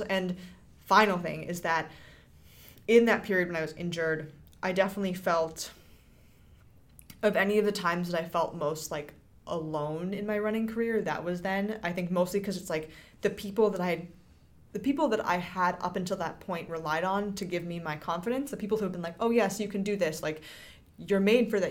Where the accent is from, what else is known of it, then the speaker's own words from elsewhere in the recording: California, United States; as an 800 meter runner growing up in California